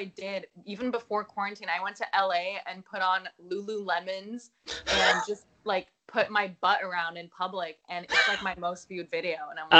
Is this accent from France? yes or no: no; Amstelveen, North Holland, Netherlands; now in New York, United States; I was born in Holland, right outside Amsterdam, in this small town called Amstelveen.